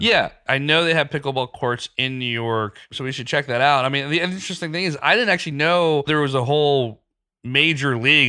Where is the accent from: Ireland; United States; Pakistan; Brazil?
Pakistan; moved away; I grew up in Pakistan.